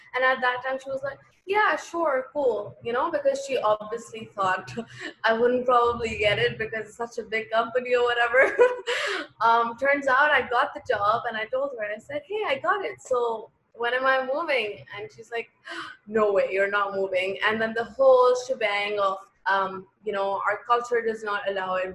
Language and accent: English; Pakistan; also born or lived in Lahore / Karachi; as a Pakistani girl